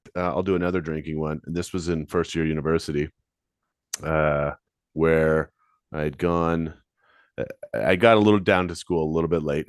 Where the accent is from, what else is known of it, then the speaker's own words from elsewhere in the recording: London, Ontario, Canada; I'm from London.